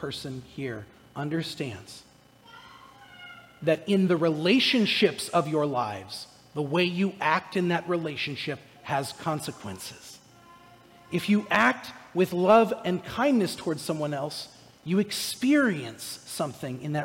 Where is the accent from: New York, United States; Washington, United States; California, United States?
California, United States; Orange County; moved away; I'm from Southern California. I'm from Orange County, California